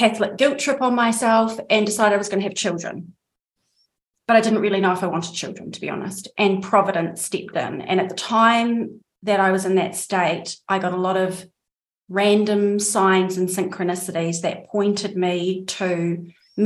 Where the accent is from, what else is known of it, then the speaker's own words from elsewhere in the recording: New Zealand; accent: New Zealand; moved away as an adult; also born or lived in Andalusia, Spain; now in Spain; I am, as my accent probably gives away, a New Zealander